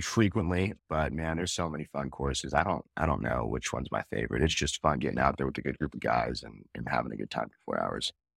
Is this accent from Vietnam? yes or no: no; Northern California, United States; now in Phoenix, United States; I grew up in Northern California